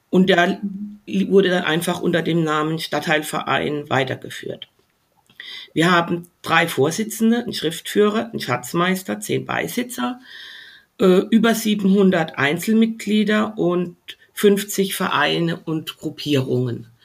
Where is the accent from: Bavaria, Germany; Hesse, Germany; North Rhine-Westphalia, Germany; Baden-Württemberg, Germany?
Baden-Württemberg, Germany; Heidelberg; Ich bin in Heidelberg geboren und aufgewachsen im Hasenleiser. Das war damals ein Neubaugebiet in Rohrbach.